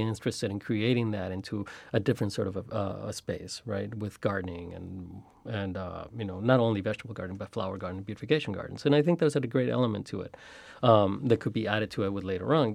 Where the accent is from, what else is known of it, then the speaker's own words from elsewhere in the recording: Chicago, Illinois, United States; also born or lived in Mexico; Growing up in Chicago